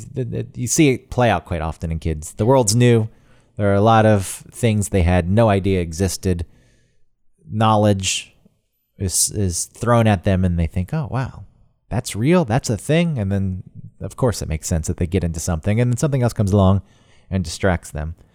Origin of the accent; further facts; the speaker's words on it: Georgia, United States; now in New York, United States; as a kid growing up in Georgia where there's already a lot more bugs because it's so humid and hot